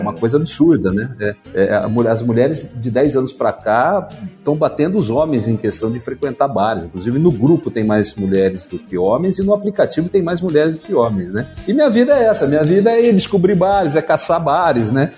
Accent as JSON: {"language": "Portuguese", "town": "Campinas", "region": "São Paulo", "country": "Brazil", "said": "eu sou de Campinas, né? Interior de São Paulo."}